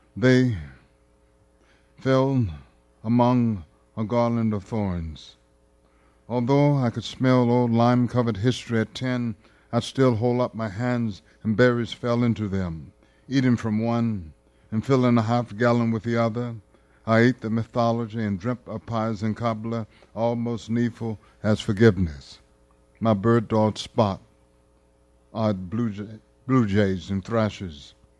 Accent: Bogalusa, Louisiana, United States; growing up in Bogalusa

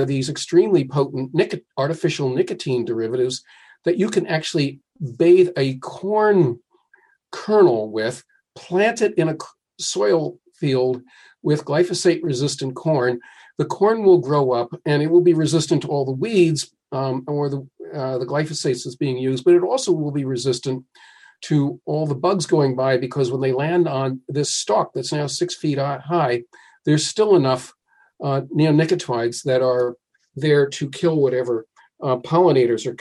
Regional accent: New Jersey, United States; my home state is New Jersey

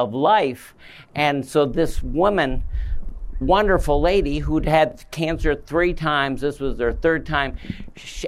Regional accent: Midwest, United States; We're both from the Midwest, we're both doctors

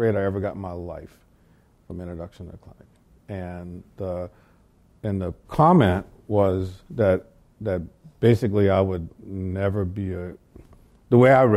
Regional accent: the South, United States; I grew up in the South

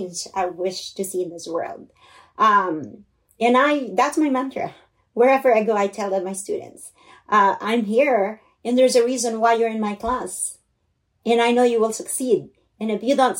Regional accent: Philippines; English is a second language; now in United States; I grew up in the Philippines in poverty

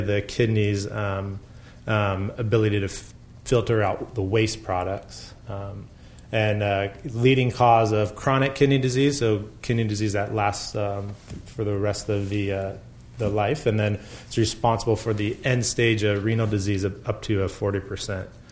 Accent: Bay Area, California, United States; I grew up in the Bay Area

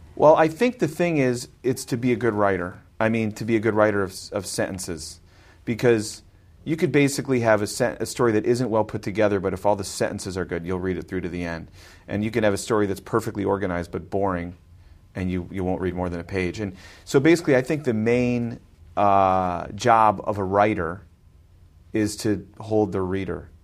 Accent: Glencoe, Illinois, United States; I grew up in Glencoe, on the north shore of Chicago

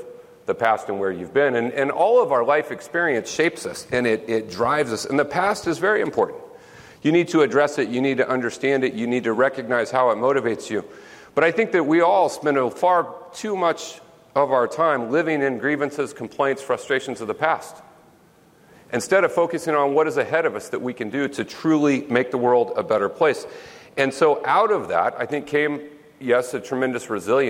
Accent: Smackover, Arkansas, United States; moved away; It was a small town, 1,100 people in our little town, Smackover, Arkansas

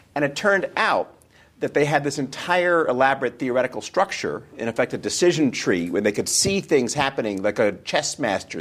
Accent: New York, United States; I was born and raised in New York, uh, New York, New York

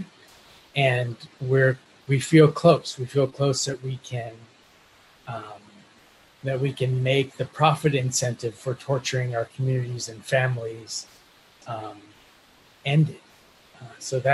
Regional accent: Minnesota, United States; also born or lived in Colombia; I was born in Colombia and grew up in Minnesota, which makes me a proud Minolumbian

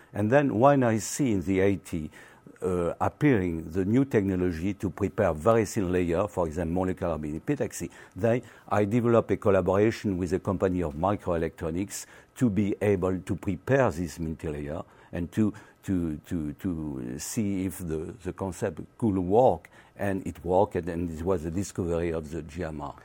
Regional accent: Carcassonne, Occitania, France; English is a second language; I was born in the south of France

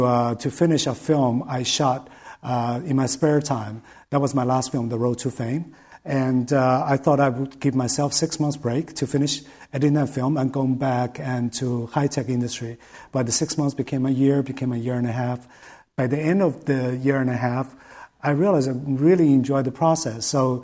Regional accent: China; So I grew up in China, and so in China, even nowadays, I guess, if you're good in school, your parents naturally push you into, you know, STEM fields, right?

